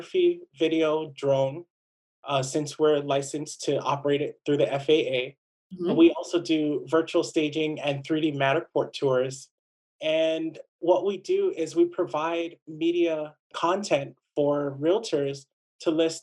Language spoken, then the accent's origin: English; Waipahu, Hawaii, United States; I grew up here on Oahu, on the west side, between Waipahu and Ewa. Went to Waipahu High